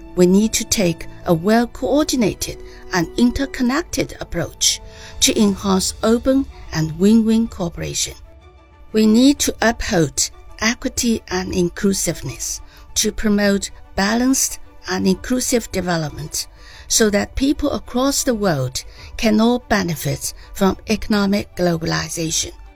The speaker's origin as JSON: {"language": "English", "country": "China", "said": "from the People's Republic of China."}